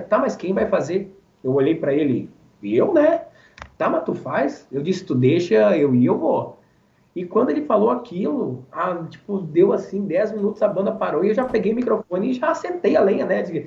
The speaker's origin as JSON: {"language": "Portuguese", "town": "Barão do Triunfo", "region": "Rio Grande do Sul", "country": "Brazil", "tie": "born or raised there", "said": "a cidade onde eu nasci, Barão do Triunfo, sou natural de lá e tenho orgulho de ser de lá."}